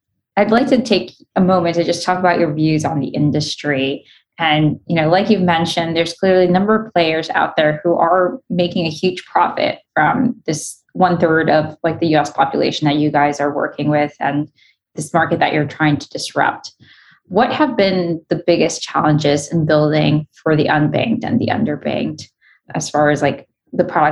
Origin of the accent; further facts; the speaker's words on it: New York City, New York, United States; I grew up in Queens in a very working class immigrant community.